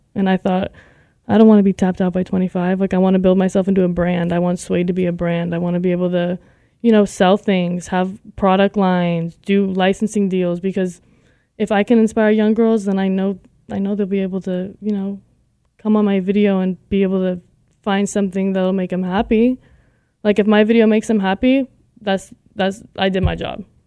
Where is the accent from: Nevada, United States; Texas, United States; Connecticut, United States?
Nevada, United States; Las Vegas; I'm from Las Vegas, Nevada.